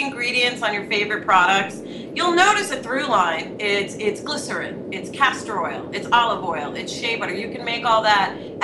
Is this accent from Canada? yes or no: no; New York, United States; moved away as an adult; now in California, United States; I'm a New Yorker